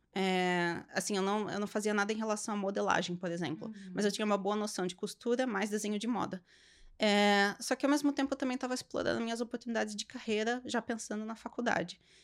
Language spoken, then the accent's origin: Portuguese; Sorocaba, São Paulo, Brazil; moved away as an adult; now in Canada; região de Sorocaba, interior de São Paulo, que é de onde eu sou